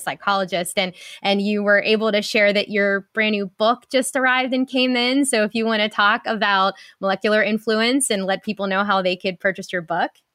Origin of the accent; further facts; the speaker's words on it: Pittsburgh, Pennsylvania, United States; a fellow Pittsburgher here